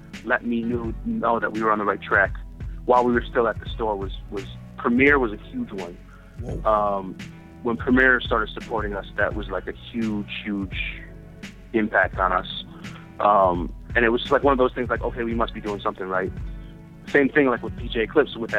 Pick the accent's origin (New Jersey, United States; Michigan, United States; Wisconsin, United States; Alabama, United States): Wisconsin, United States; moved away; also born or lived in New York; I came from Wisconsin, I was a little bit looser about certain things